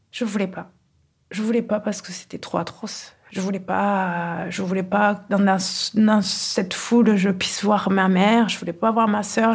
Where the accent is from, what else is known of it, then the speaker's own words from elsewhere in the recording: Kigali, Rwanda; now in Toulouse, France; Nous avons grandi à Kigali dans un climat familial euh, très doux